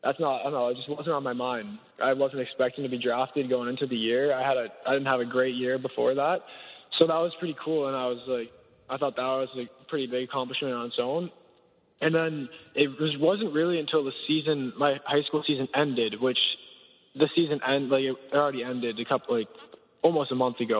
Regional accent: United States; moved away as an adult; now in Victoria, Canada; I grew up in the States

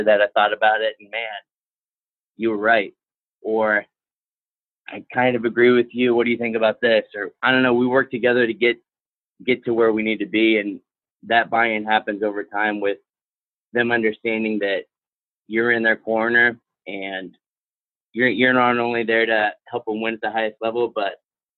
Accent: Midwest, United States; now in Virginia, United States; I'm from the Midwest.

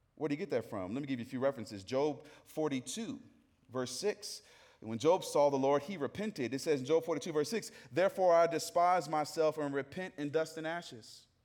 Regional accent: Atlanta, Georgia, United States; I grew up in the South. I'm from Atlanta, Georgia

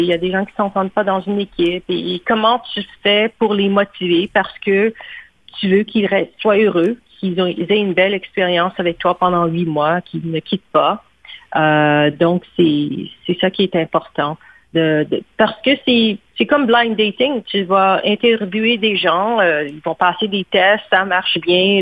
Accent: Montreal, Quebec, Canada; moved away as an adult; now in Toronto, Canada; j'ai grandi au Québec, que je parle français

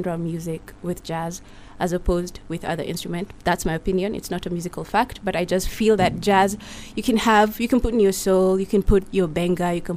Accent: Nakuru, Nakuru County, Kenya; I was born and raised in Nakuru

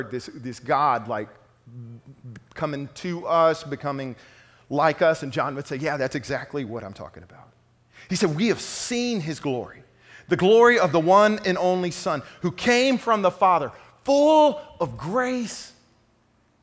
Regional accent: Lufkin, Texas, United States; moved away; the Lufkin Daily News, my hometown newspaper

